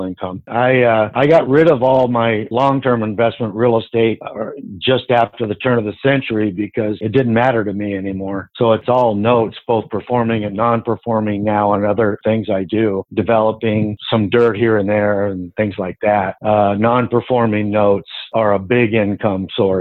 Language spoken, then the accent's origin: English; Southern California, United States; also born or lived in San Diego; Grew up in Southern California my whole life.